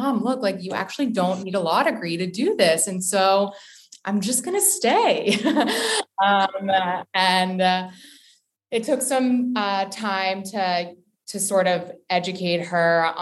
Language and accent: English; Potomac, Maryland, United States; moved away as an adult; also born or lived in Boston, Massachusetts / Los Angeles, California; now in New York, United States; I'm originally from a suburb outside of Washington, D.C., Potomac, Maryland. I went to high school at Winston Churchill High School